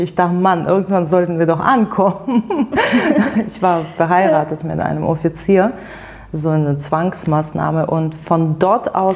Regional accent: near Penza, Penza Oblast, Russia; German is a second language; moved away as an adult; also born or lived in Siberia; now in Germany; Geboren bin ich wirklich in der Nähe von diesem Stadt

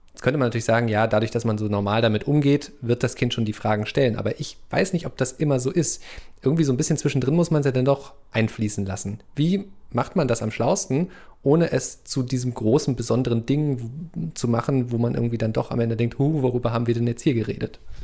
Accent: eastern Germany, Germany; ich bin ja im Osten Deutschlands groß geworden

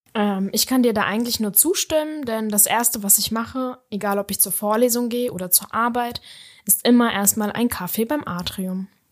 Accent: Kaiserslautern, Rhineland-Palatinate, Germany; ich komme auch ursprünglich aus Kaiserslautern, der schönen Pfalz

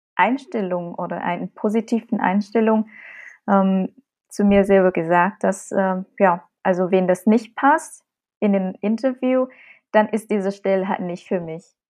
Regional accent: Vietnam; German is a second language; moved away as an adult; now in Germany; Als Vietnamesin in Vietnam geboren und aufgewachsen und nach Deutschland gekommen zum Studium

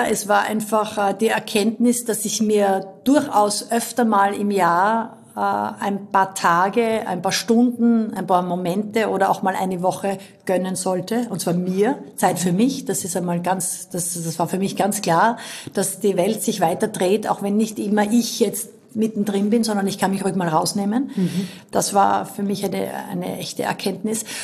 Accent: Styria, Austria; Aber einfach nur als Steirerin, das gibt's immer.

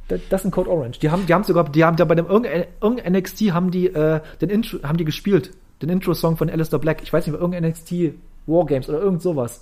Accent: East Germany, Germany; ich komme hier aus dem Osten

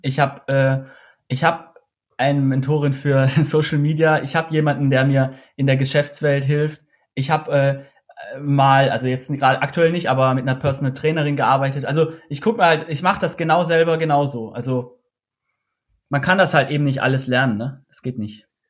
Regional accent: Austria; ich komme aus Österreich

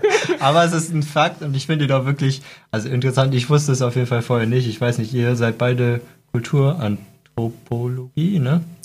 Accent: Cologne, North Rhine-Westphalia, Germany; ich komme aus Köln, da gibt es ja den Dom

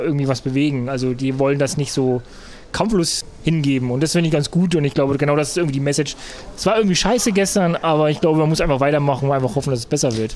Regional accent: Thuringia, Germany; ich komme ja aus Thüringen

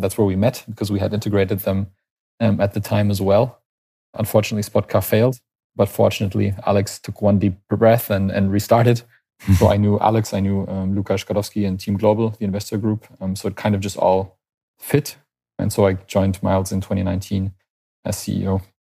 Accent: Canada; moved away as an adult; now in Berlin, Germany; I'm natively Canadian.

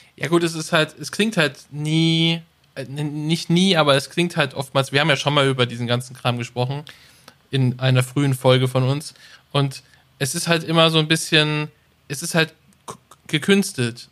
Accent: Germany; als Deutsche

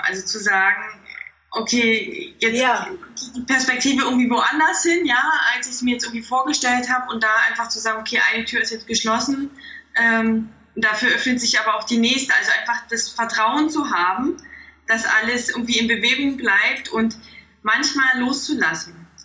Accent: Thuringia, Germany; moved away as an adult; also born or lived in Stuttgart; ich bin in einem kleinen Dorf aufgewachsen und in Thüringen

